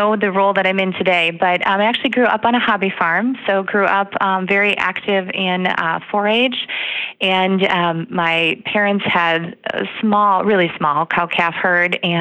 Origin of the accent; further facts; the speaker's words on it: Slinger, Wisconsin, United States; I am originally from Southeast Wisconsin. So grew up over in Slinger.